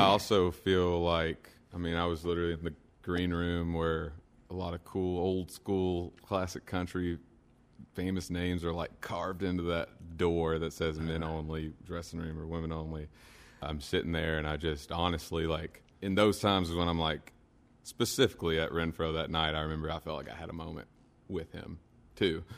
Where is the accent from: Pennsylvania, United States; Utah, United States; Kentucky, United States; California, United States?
Kentucky, United States; Stanford; also born or lived in Nashville, Tennessee; I grew up in Stanford, probably about 40 minutes west, and I still live in just right outside of Stanford right now.